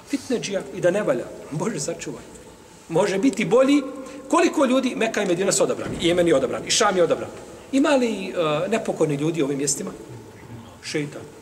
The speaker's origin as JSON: {"language": "Croatian", "country": "Iraq", "tie": "born there", "said": "ja sam rođen u Iraku, živim, imam irački pasoš na tom sam mjestu"}